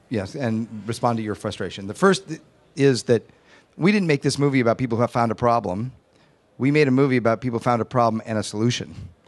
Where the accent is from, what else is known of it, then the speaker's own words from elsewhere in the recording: Massachusetts, United States; I'm from Massachusetts.